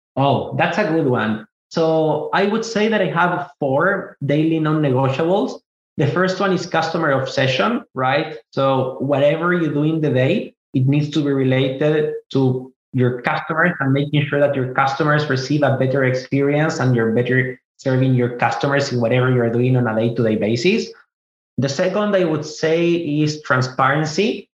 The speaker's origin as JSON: {"language": "English", "country": "Chile", "tie": "born or raised there", "also_born_or_lived": "Israel", "moved": "as an adult", "lives_now": "United States", "said": "I was born in Israel. I moved to South America, to Chile specifically, when I was five years old. I grew up in Chile most of my life, and I moved to the US when I was 28"}